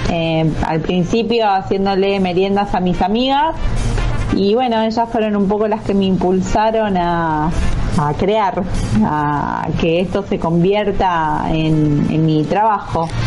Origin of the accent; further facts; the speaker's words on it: southern Buenos Aires Province, Argentina; yo soy de Huile, mm. nací acá en Huile o sea, es zona sur de provincia de Buenos Aires